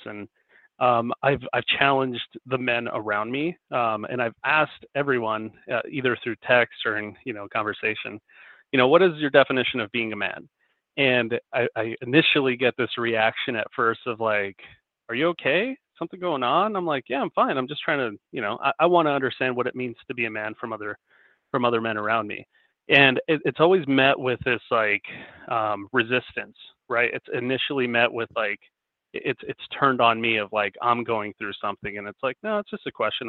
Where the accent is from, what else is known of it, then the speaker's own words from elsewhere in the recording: Denver, Colorado, United States; I live in Denver, Colorado, born and raised